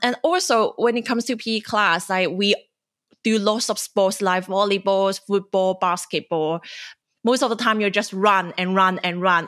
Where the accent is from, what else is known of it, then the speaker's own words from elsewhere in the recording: China; moved away as an adult; now in Sydney, Australia; I'm a journalist and former Chinese international student